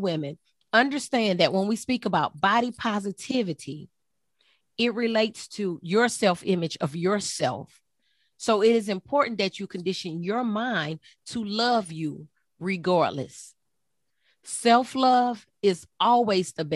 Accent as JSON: {"language": "English", "region": "Texas", "country": "United States", "tie": "born or raised there", "moved": "yes", "lives_now": "South Carolina, United States", "said": "I'm from Texas. We grew up on Bluebell"}